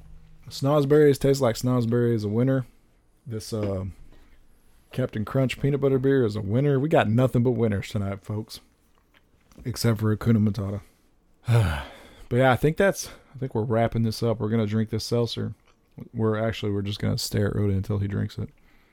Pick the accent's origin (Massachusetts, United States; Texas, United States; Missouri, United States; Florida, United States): Texas, United States; also born or lived in California; I was still living in California, and I was visiting my hometown in South Texas.